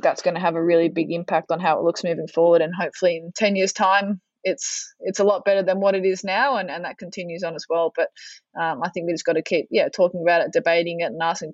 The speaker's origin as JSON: {"language": "English", "town": "Melbourne", "region": "Victoria", "country": "Australia", "said": "I'm from Melbourne, so we're in lockdown for the majority of sort of the back end of last year."}